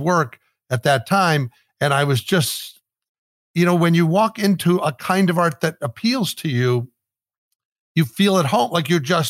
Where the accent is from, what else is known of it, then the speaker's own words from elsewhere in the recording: Midwest, United States; growing up in the Midwest here in America